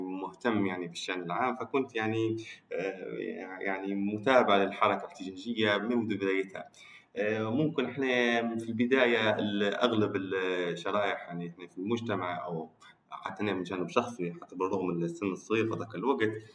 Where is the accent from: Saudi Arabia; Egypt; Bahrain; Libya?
Libya; انا آه، ليبي